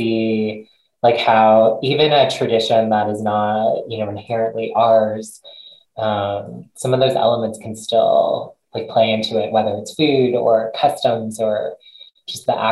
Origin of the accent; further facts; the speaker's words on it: United States; I grew up here, was born in the US